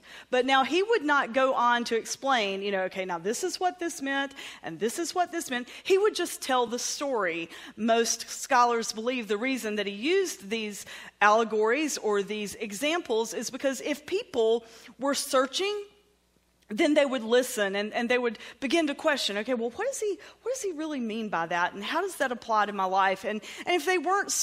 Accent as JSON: {"language": "English", "region": "the South", "country": "United States", "accent": "southern", "said": "my southern accent"}